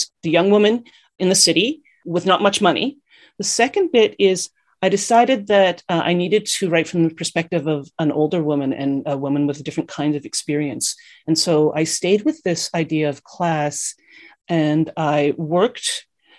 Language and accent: English; Winnipeg, Manitoba, Canada; moved away as an adult; now in Waterloo, Canada; I'm originally from Winnipeg, Manitoba